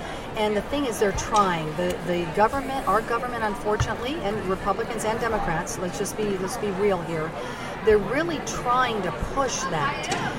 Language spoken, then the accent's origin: English; Caracas, Capital District, Venezuela; born there; Well, I was born in Caracas, Venezuela, and I've had the privilege of living all over the world.